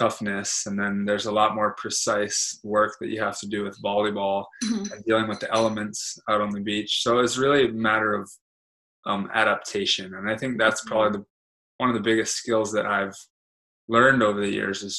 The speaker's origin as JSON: {"language": "English", "region": "Hawaii", "country": "United States", "tie": "born or raised there", "said": "growing up in Hawaii"}